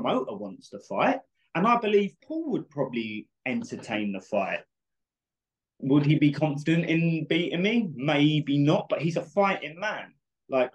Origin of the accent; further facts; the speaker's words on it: United Kingdom; We're both from Britain